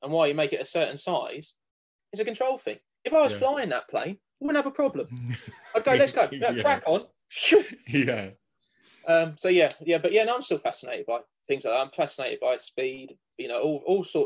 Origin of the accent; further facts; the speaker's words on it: Cambridge, East of England, United Kingdom; I grew up around Cambridge